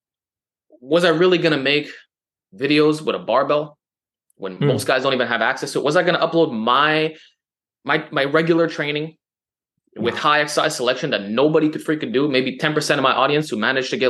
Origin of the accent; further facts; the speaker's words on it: Montreal, Quebec, Canada; accent: New York Italian; I'm from Montreal